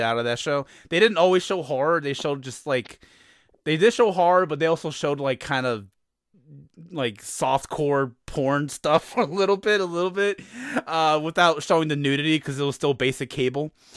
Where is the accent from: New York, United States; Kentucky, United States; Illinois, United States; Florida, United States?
Illinois, United States; Chicago; I'm from Chicago